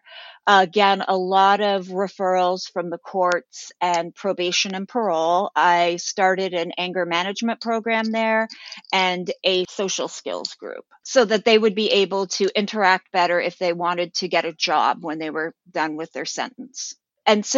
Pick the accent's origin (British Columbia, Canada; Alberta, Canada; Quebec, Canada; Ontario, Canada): Ontario, Canada; Toronto; moved away; I grew up in Toronto, Canada